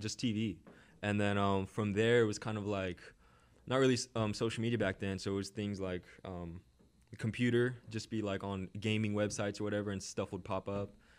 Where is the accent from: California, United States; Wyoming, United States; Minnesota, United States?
California, United States; Orange County; I grew up in Orange County, California.